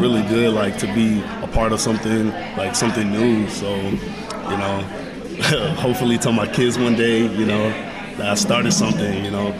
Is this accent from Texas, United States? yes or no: yes; Houston, Texas, United States; moved away; I'm from Houston, Texas